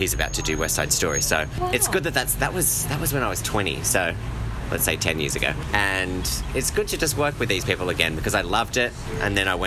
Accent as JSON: {"language": "English", "town": "Sydney", "region": "New South Wales", "country": "Australia", "said": "I am from Sydney, from Penrith"}